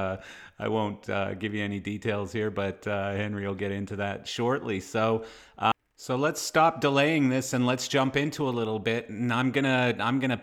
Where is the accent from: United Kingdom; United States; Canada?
Canada; I am Canadian